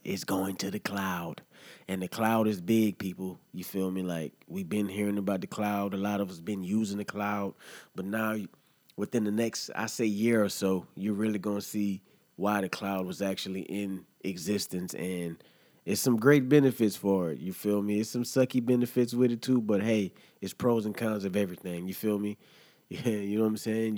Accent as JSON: {"language": "English", "region": "Louisiana", "country": "United States", "tie": "born or raised there", "moved": "as an adult", "lives_now": "Florida, United States", "said": "I was born in Louisiana, lived in Louisiana, man, and then I, I journeyed out here to Florida, man, and I've been here for the past 11 to 13 years off and on"}